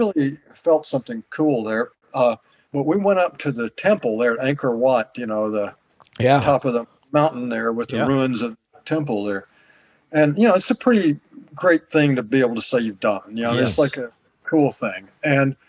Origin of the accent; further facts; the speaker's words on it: the South, United States; moved away; I grew up in the South